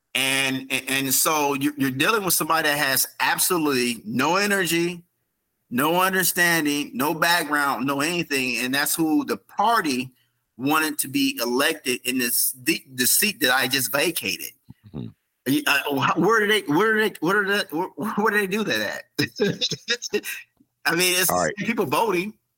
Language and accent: English; South Bend, Indiana, United States; this is my hometown. This is where I live. This is where I'm raising my son at right now. This is where I was raised